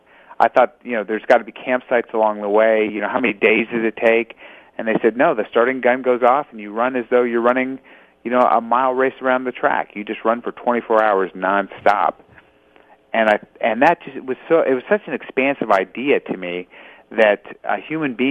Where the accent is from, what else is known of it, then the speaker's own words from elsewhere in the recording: Los Angeles, California, United States; I was born in Los Angeles. So California born and raised.